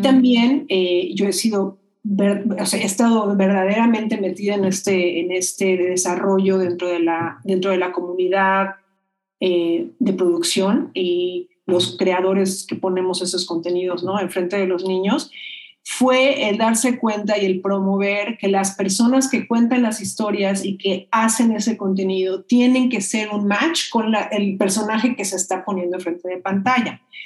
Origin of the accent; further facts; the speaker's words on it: Mexico; Yo digo de México, soy mexicana